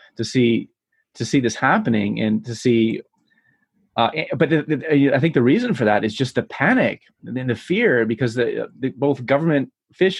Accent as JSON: {"language": "English", "region": "Michigan", "country": "United States", "tie": "born or raised there", "said": "here from my home state of Michigan"}